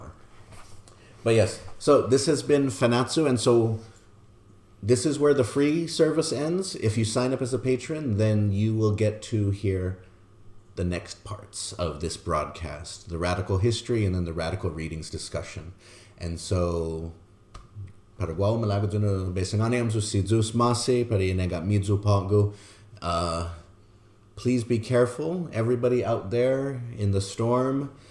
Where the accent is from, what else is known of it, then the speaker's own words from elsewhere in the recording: Guam; I was born on Guam